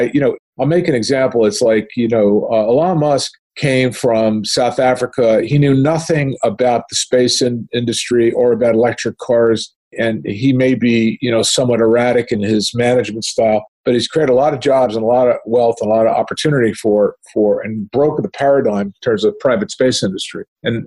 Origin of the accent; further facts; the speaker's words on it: Canada; as a Canadian, you know, I studied the Canadian healthcare system